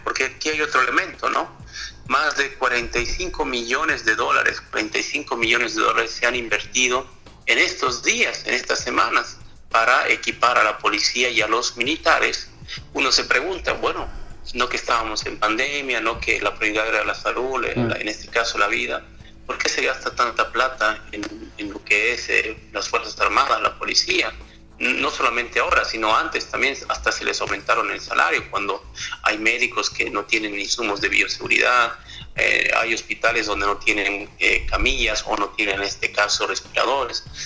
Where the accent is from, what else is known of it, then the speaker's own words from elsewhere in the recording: Bolivia; las elecciones en mi país